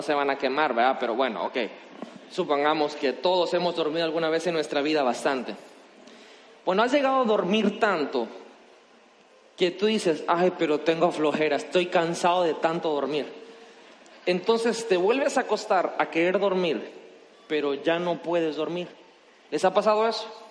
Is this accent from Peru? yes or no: no; Mexico; como mexicanos nosotros